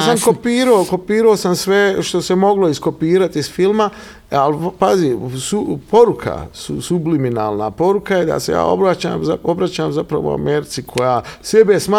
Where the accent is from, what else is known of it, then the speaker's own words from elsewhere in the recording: Bosnia & Herzegovina; also born or lived in Milan, Italy / Sicily, Italy; ja dolazim, Dolazim iz Evrope, dolazim iz Bosne, znači roditelji mi, ovaj, na Grbavici